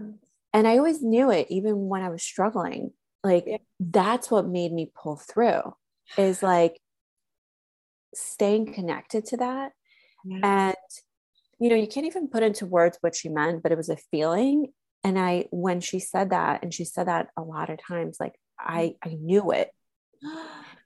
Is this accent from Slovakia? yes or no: yes; Slovakia; moved away; also born or lived in United States; I was raised in Slovakia